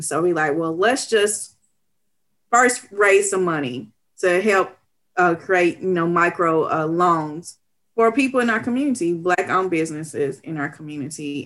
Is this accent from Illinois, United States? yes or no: no; Knoxville, Tennessee, United States; I was born and raised in East Knoxville, and I love East Knoxville